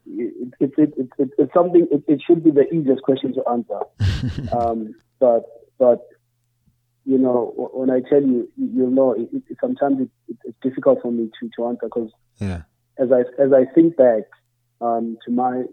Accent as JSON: {"language": "English", "town": "Emalahleni", "region": "Mpumalanga", "country": "South Africa", "tie": "born or raised there", "moved": "yes", "lives_now": "Pretoria, South Africa", "said": "We're from there and grew up there, and my family's still there"}